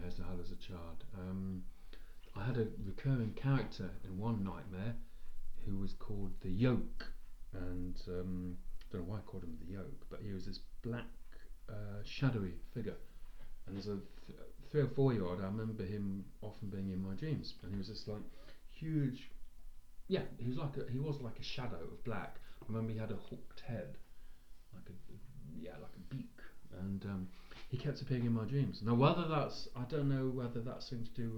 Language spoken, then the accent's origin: English; Nottingham, East Midlands, United Kingdom; where we grew up on Derby Road, just near the Queen's Medical, big house on Derby Road